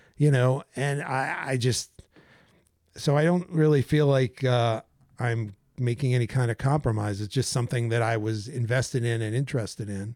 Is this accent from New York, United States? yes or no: yes; New York City, New York, United States; moved away as an adult; now in Bergen County, New Jersey, United States; I grew up in Manhattan